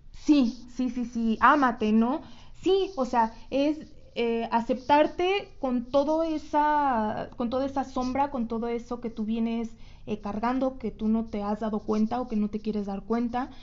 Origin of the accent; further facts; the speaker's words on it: Mexico; como todo mexicano